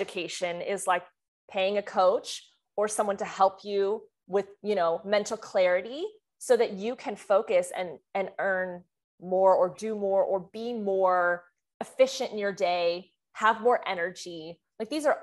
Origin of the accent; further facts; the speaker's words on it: France; moved away; I'm from France